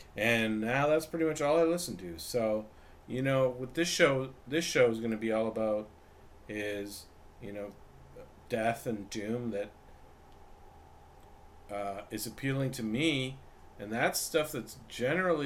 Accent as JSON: {"language": "English", "town": "Vancouver", "region": "British Columbia", "country": "Canada", "moved": "as an adult", "lives_now": "Los Angeles, United States", "said": "I'm from Vancouver, Canada. Originally, I lived in, and now I'm in Los Angeles"}